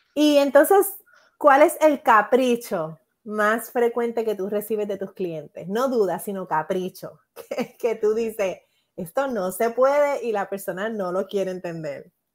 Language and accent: Spanish; Puerto Rico; mi experiencia como puertorriqueña